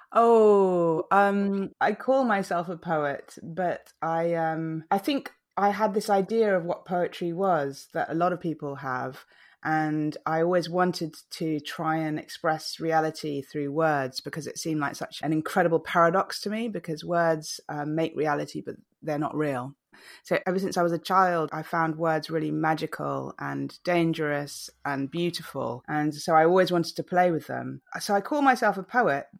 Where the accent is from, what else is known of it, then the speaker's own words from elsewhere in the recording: Malaysia; also born or lived in England; now in London, United Kingdom; I grew up in Malaysia